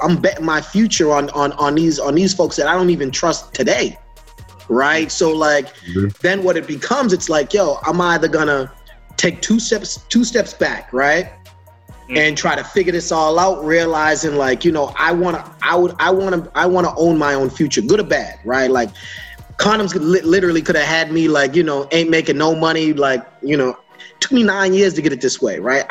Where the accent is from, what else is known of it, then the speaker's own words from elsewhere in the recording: Boston, Massachusetts, United States; I'm from Boston